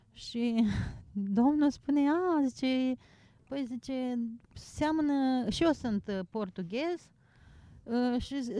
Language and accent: Romanian; Suceava, Suceava County, Romania; moved away as an adult; also born or lived in Germany; eu sunt din Suceava